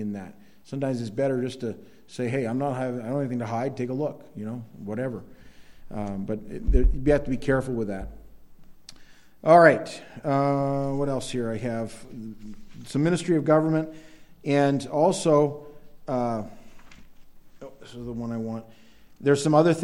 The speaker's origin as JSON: {"language": "English", "country": "United States", "also_born_or_lived": "Maine", "said": "It's different as an American Christian"}